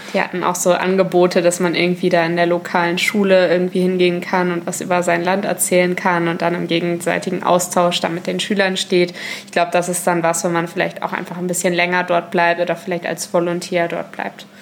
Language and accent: German; Germany; bei uns in Deutschland